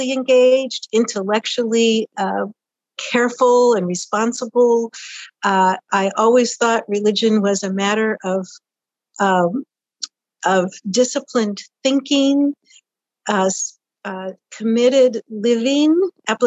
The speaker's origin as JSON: {"language": "English", "region": "Washington", "country": "United States", "tie": "born or raised there", "also_born_or_lived": "Hoquiam, Washington", "said": "I grew up in the Pacific Northwest, Washington State"}